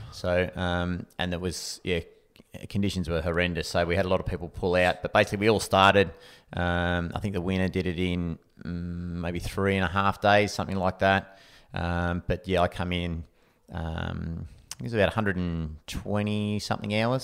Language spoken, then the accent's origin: English; Anglesea, Victoria, Australia; I grew up in Anglesey, so coastal town, um, sort of half an hour from Geelong